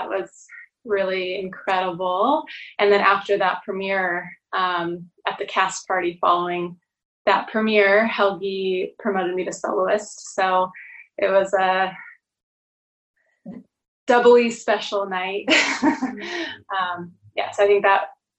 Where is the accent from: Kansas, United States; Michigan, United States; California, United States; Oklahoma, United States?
California, United States; Orange County, Southern; now in San Francisco, United States; I grew up in Southern California and in Orange County